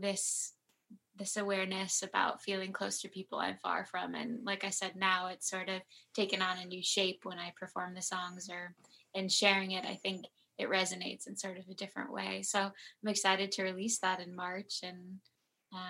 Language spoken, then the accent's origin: English; Southern California mountains, United States; now in Los Angeles, United States; I was born in LA, and then I moved to the Southern California mountains